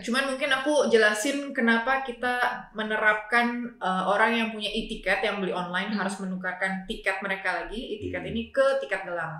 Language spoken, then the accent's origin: Indonesian; Tangerang, Banten, Indonesia; kita sebagai warga Tangerang